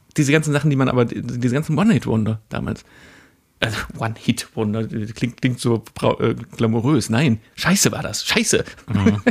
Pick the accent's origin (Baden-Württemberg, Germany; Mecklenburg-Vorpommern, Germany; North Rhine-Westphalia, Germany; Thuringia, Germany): North Rhine-Westphalia, Germany; Mülheim an der Ruhr; ich komme komm ja auch da, aber da ist die andere Ruhrseite